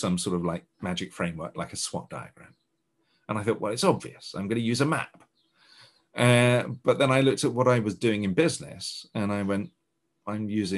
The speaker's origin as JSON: {"language": "English", "country": "United Kingdom", "said": "being a Brit"}